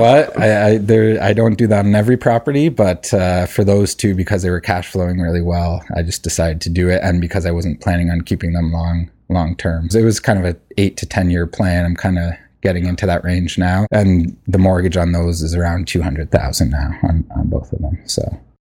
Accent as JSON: {"language": "English", "town": "Hamilton", "region": "Ontario", "country": "Canada", "moved": "yes", "said": "I'm from Hamilton originally"}